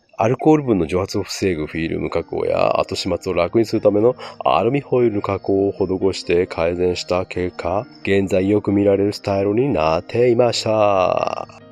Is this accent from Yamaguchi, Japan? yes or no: yes; Yamaguchi, Japan; 僕らが生まれ育った山口県